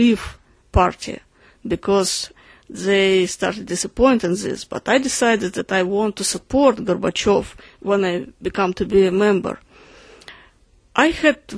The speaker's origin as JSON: {"language": "English", "country": "Russia", "tie": "born or raised there", "said": "when I grew up in Russia"}